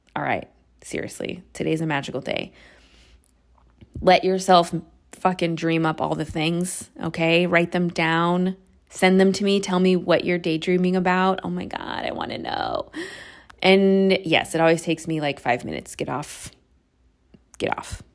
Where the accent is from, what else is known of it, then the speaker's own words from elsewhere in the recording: suburb outside of San Francisco, California, United States; I moved back home to my hometown, which is like a suburb outside of San Francisco